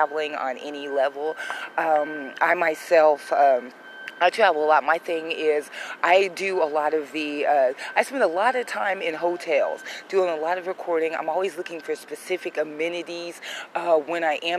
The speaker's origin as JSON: {"language": "English", "country": "United States", "tie": "born or raised there", "said": "I'm a black woman that was born and raised in the United States"}